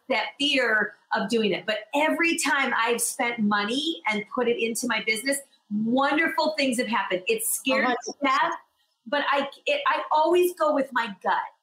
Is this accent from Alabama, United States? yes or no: no; Michigan, United States; also born or lived in Los Angeles; now in New York, United States; I'm originally from Michigan and I lived in LA for 17 years, and then I'm here now